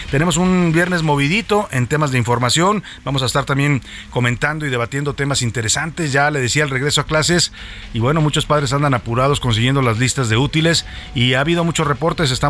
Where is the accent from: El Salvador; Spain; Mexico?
Mexico; hay que unirnos así dentro de nuestras diferencias somos mexicanos todos